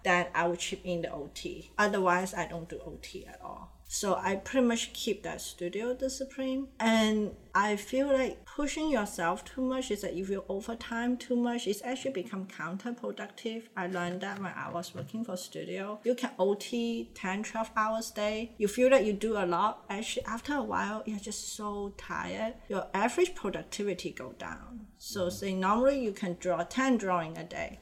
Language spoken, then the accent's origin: English; Hong Kong; accent: mix of Indonesian, Mandarin, Cantonese accent; English is a second language; now in North America; growing up in a Chinese society with family has a strong Indonesian influence